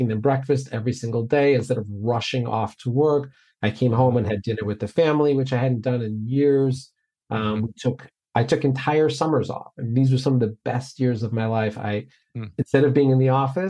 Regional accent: Lake Michigan, Illinois, United States; also born or lived in Iowa; we were raised on Lake Michigan here in Illinois

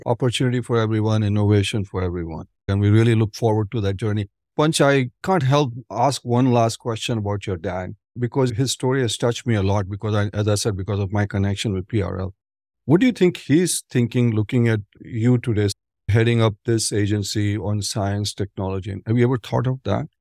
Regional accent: Ahmedabad, Gujarat, India; moved away; I'm originally from Ahmedabad, Punj.

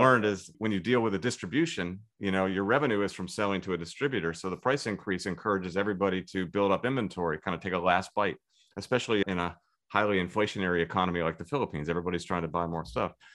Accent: Tidewater, Virginia, United States; also born or lived in Syracuse, New York / Singapore / Williamsburg, Virginia; I grew up in the Tidewater, Virginia area

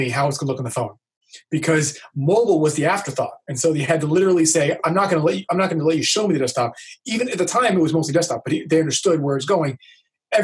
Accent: Miami, Florida, United States; I'm from Miami

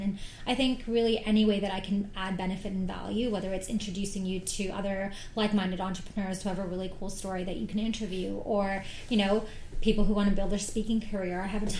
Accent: Oman; other than home, which is in the Middle East. I'm from Oman.

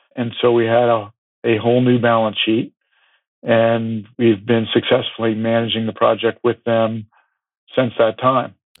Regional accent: California, United States; growing up in California

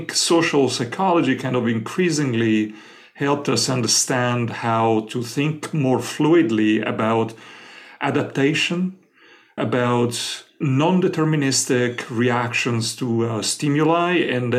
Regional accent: Florence, Tuscany, Italy; born there; moved away; I was born in Florence, Italy, but I ended up living most of my life elsewhere.

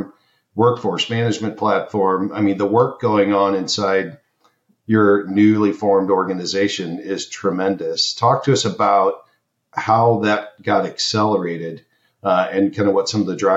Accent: Kansas City, United States; Kansas City, my hometown

